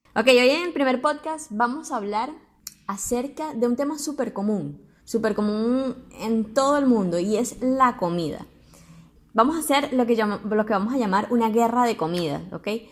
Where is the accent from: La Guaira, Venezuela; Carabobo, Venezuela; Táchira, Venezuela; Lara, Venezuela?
Lara, Venezuela; Barquisimeto; En nuestra ciudad son los mejores pepitos de toda Venezuela